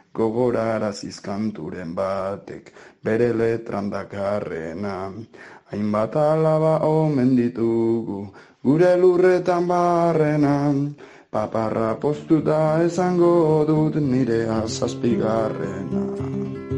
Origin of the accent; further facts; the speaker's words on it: Basque Country, Spain; moved away; also born or lived in Biscay / Gipuzkoa; jaio nintzen ara bandagoen oazi txiki batean